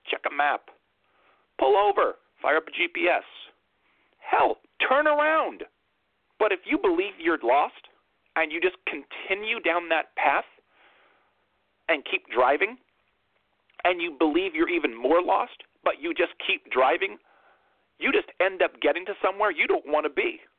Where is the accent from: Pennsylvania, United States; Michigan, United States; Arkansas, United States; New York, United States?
New York, United States; Brooklyn; Vote for me because I'm a kid from Brooklyn.